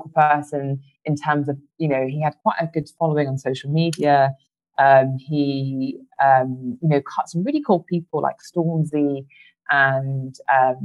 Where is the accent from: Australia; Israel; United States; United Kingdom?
United Kingdom; as Black British people